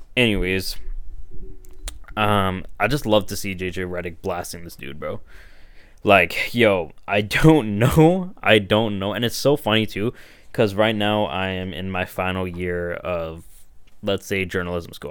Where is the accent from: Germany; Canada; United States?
Canada; Toronto, Ontario; I grew up in Toronto, I grew up in Scarborough